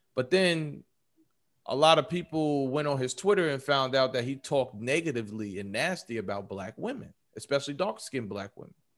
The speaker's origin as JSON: {"language": "English", "region": "New York", "country": "United States", "said": "I'm from New York"}